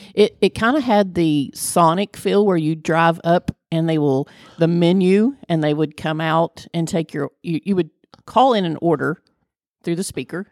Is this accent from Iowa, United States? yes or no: no; Flatwoods, Kentucky, United States; I am from Flatwoods, which is part of Greenock County.